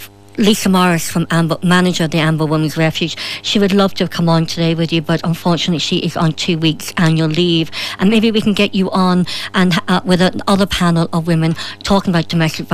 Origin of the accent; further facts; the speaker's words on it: Ireland; as a woman, as an Irish woman